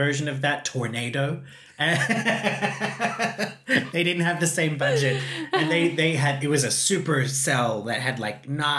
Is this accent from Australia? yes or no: yes; Queensland, Australia; in Australia, that's the weather in my hometown